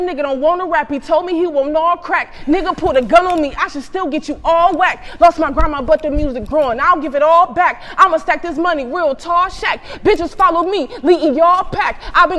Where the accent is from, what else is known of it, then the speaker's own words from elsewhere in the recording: Cleveland, Ohio, United States; I'm from Cleveland. I grew up in the down the way Longwood area.